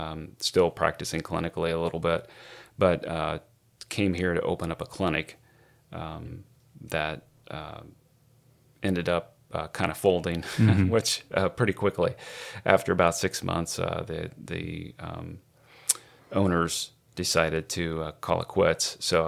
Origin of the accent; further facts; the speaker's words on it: Indiana, United States; now in Powell, United States; We live in Powell. We're originally from Indiana, and moved here about 19 years ago, so we've been around.